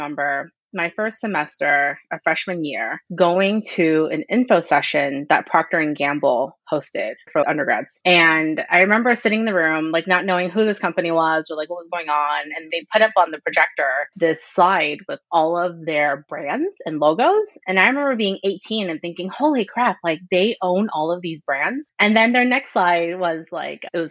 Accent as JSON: {"language": "English", "town": "Houston", "region": "Texas", "country": "United States", "tie": "born or raised there", "also_born_or_lived": "Chicago / Wisconsin", "said": "I grew up in Houston, in Southwest Houston, super diverse community"}